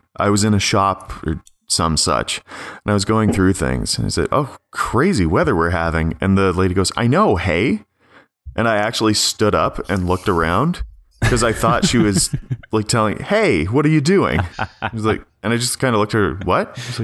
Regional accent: Ontario, Canada; accent: rural Ontario; This is the rural Ontario accent.

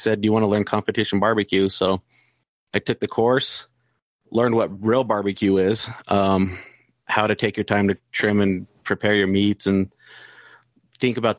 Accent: Salt Lake City, Utah, United States; I was born here, raised in Salt Lake City

